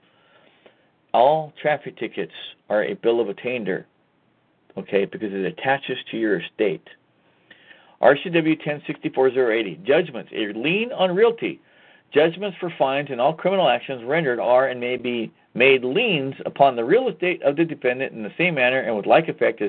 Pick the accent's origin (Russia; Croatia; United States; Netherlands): United States; Washington; I'm from Washington State.